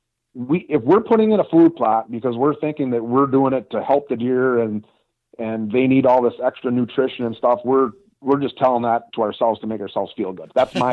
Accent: Wisconsin, United States; I mean, I'm from Wisconsin, and we have deer herds in the northern part of Wisconsin that deal with 150 inches of snow

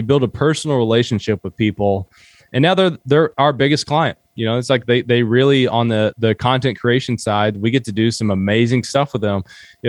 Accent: Kentucky, United States; I grew up in Southeastern Kentucky, and most people, when I say that I'm from Appalachia, I've noticed this a lot lately.

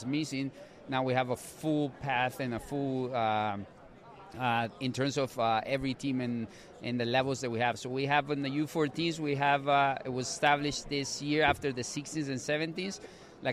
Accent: Guatemala; moved away as an adult; also born or lived in Colorado, United States; now in St. Louis, United States; I'm originally from Guatemala. I've been in the States for 10 years, 5 years established in San Luis

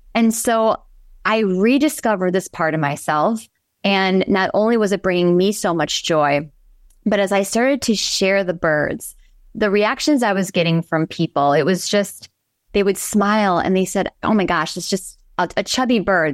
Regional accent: Pewaukee, Wisconsin, United States; I am from a small town of ten thousand, although I think it's probably larger now, called Pewaukee

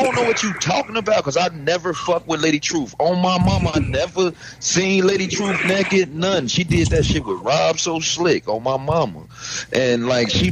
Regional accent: Chicago, Illinois, United States; I'm from Chicago

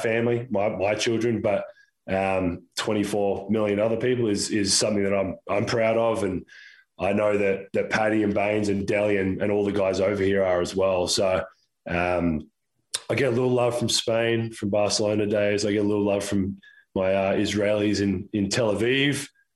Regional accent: Australia; now in United States; from obviously being Australian, from Australia

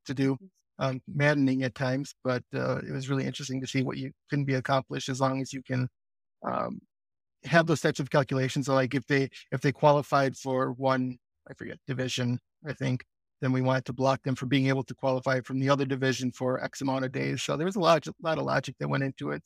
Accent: Green Bay, Wisconsin, United States; I'm also from Green Bay, Wisconsin

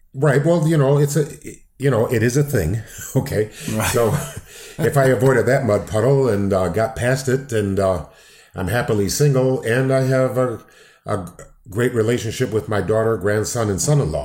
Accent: Downers Grove, Illinois, United States; I grew up in Downers Grove, Illinois

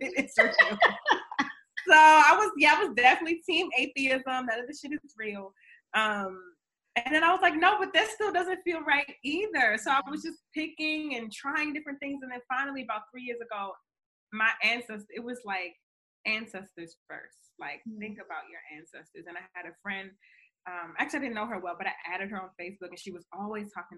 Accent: Baltimore, Maryland, United States; I'm from Baltimore, Maryland.

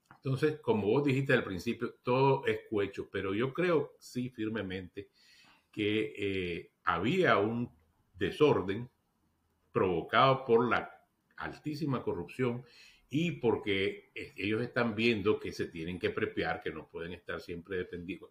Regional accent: Nicaragua

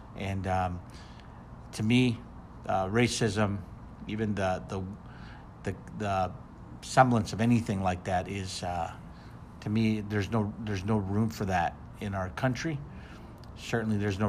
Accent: Minneapolis, Minnesota, United States; moved away; in Minneapolis, which is, as you know, my hometown

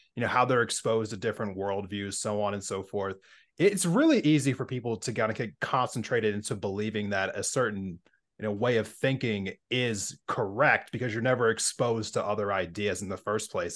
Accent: Pennsylvania, United States; now in Montana, United States; growing up in Pennsylvania before I moved to Montana

